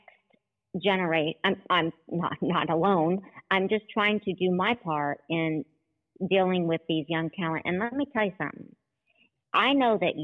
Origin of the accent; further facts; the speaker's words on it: Oklahoma, United States; I grew up in Oklahoma, where we're that tornado city